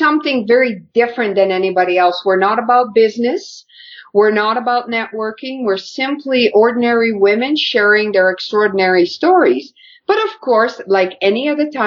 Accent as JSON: {"language": "English", "region": "Quebec", "country": "Canada", "tie": "born or raised there", "said": "I grew up in Quebec"}